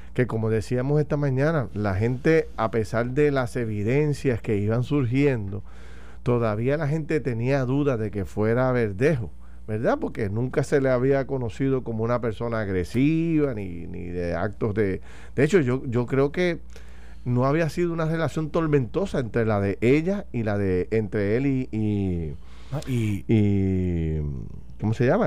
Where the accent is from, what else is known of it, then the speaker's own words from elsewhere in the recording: Puerto Rico; como ciudadanos, como puertorriqueños